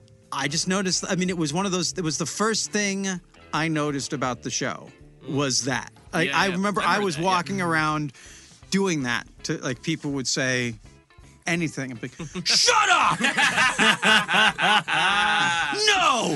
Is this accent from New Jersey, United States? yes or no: no; Olympia, Washington, United States; I'm from Olympia, Washington.